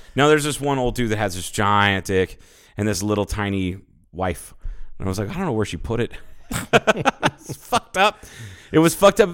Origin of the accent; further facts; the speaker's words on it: Ohio, United States; moved away; growing up in Ohio